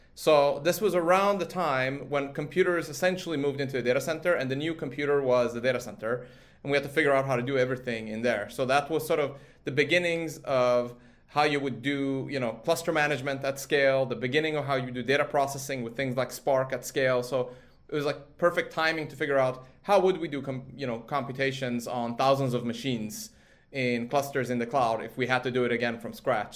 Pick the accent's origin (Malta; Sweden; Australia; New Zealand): Sweden; moved away; I grew up in Sweden from a sort of age of uh, four